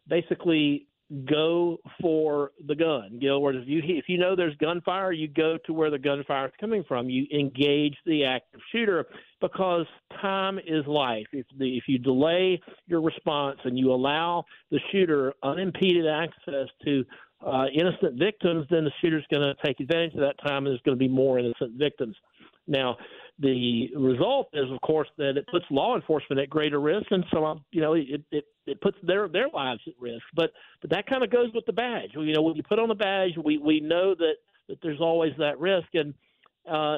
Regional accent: South Georgia, United States; I grew up in South Georgia

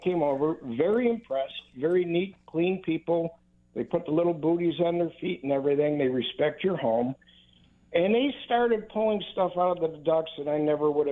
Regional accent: Hamburg, New York, United States; moved away as an adult; now in Florida, United States; I was formerly from Hamburg, New York. And I spent most of my life there. Moved down to Florida.

